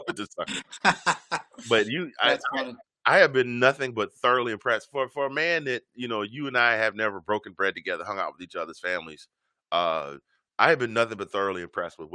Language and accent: English; Georgia, United States; now in Virginia, United States; originally from Georgia